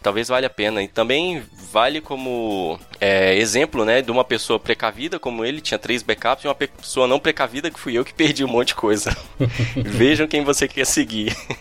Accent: Brasília, Federal District, Brazil; a gente é de Brasília

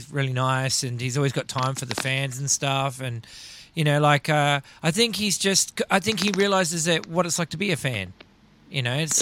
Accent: Melbourne, Victoria, Australia; my hometown

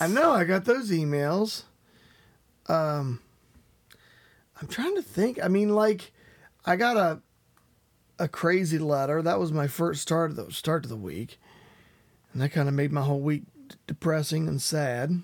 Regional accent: West Virginia, United States; I am from West Virginia.

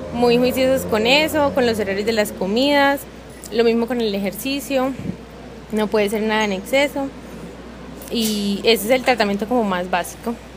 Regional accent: Cúcuta, Norte de Santander, Colombia; now in Medellín, Colombia; hace tres años que yo llegué acá a la ciudad de Medellín, nosotras somos de Cúcuta

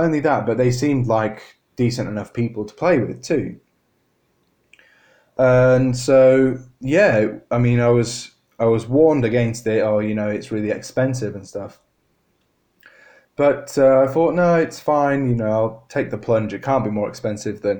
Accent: Harrogate, Yorkshire and the Humber, United Kingdom; moved away as an adult; also born or lived in Birmingham; when I moved away from my hometown over in Harrogate, I moved down to Birmingham for Warwick University

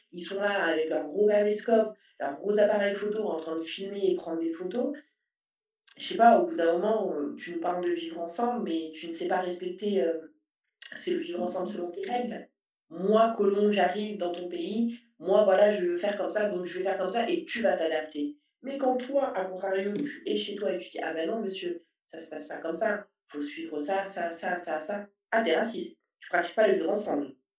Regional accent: Saint-Paul, Réunion; moved away as an adult; also born or lived in southern Île-de-France, France; now in France; je suis de Saint-Paul

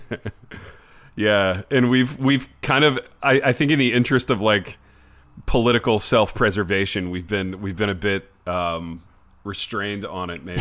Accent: United States; as an American

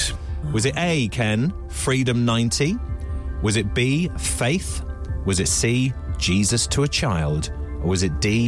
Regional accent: Norwich, East of England, United Kingdom; I had a lovely time growing up in Norwich.

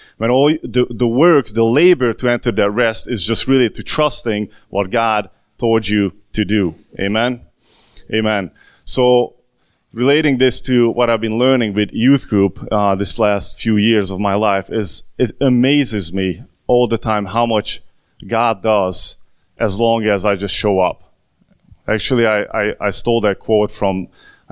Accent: Hungary; first language Hungarian; English is a second language; now in United States; from Hungary, just like I am, from the good old motherland.

